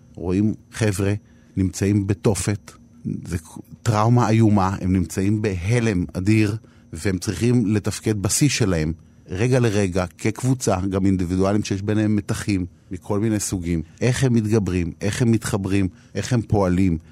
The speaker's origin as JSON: {"language": "Hebrew", "town": "Herzliya", "region": "Tel Aviv District", "country": "Israel", "tie": "born or raised there", "said": "שהייתה לי ילדות אה, מסובכת, אה, לכאורה יפה כזאת, הרצליה פיתוח"}